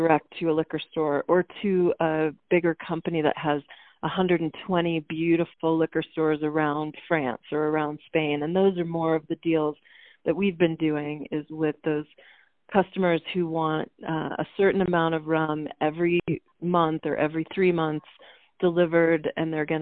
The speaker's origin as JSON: {"language": "English", "region": "Maine", "country": "United States", "said": "I'm from Maine"}